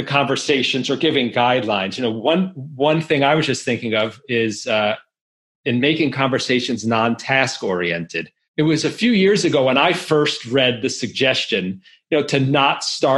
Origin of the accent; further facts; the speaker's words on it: New York, United States; I grew up in New York